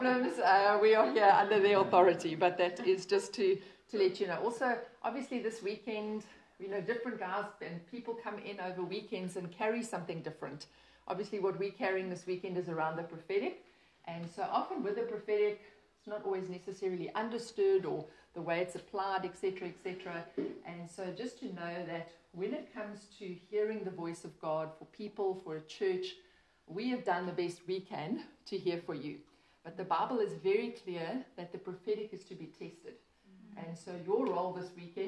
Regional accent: Port Elizabeth, Eastern Cape, South Africa; I have been born and bred in Port Elizabeth

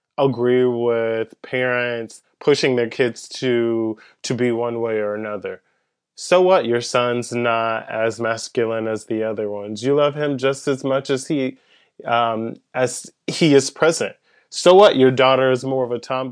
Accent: Pensacola, Florida, United States; also born or lived in Andalusia, Alabama; I grew up in Pensacola, Florida. I was born in Andalusia, Alabama

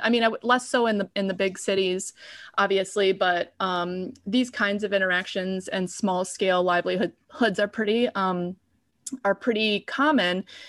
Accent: Chicago, Illinois, United States; I'm a city person, I'm from Chicago

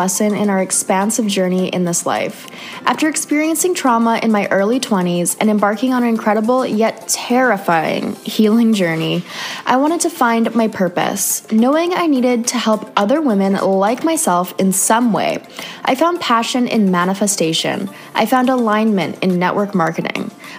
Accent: Canada; moved away; another Canadian girl

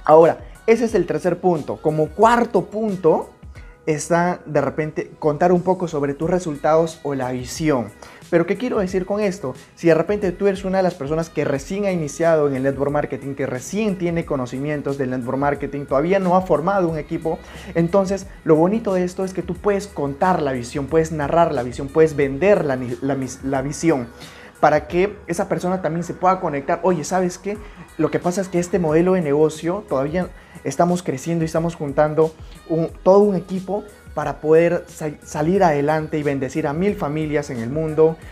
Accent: Puerto Maldonado, Madre de Dios, Peru; Yo soy de Puerto Maldonado, nací en la selva peruana

